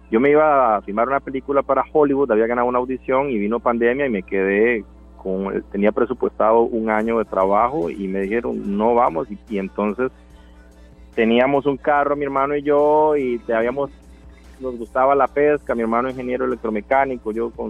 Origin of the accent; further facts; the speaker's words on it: Puntarenas, Costa Rica; Yo crecí en el Cocal, en el, Cocal, de Punta Arenas, ajá, en el Cocal, a la par de un muelle.